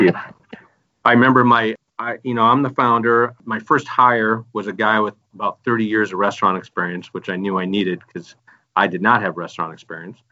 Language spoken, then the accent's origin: English; Michigan, United States; I'm from the Midwest myself. I'm from Michigan